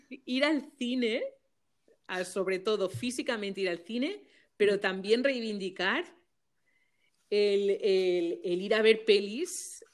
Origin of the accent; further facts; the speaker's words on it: Balearic Islands, Spain; now in Germany; siempre tengo que especificar aquí cuando estoy en Alemania mm, que, soy de Mallorca y que todavía es, todavía es España, ¿no?